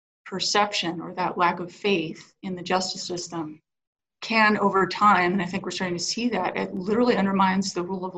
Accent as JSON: {"language": "English", "town": "Grand Junction", "region": "Colorado", "country": "United States", "tie": "born or raised there", "moved": "yes", "lives_now": "Denver, United States", "said": "I'm a Western Sloper, right? I grew up in Grand Junction"}